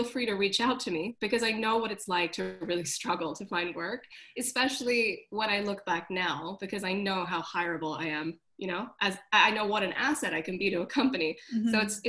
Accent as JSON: {"language": "English", "country": "Hong Kong", "also_born_or_lived": "London", "moved": "as an adult", "said": "So I went to art school. I moved from Hong Kong to London, which was very scary for my mom."}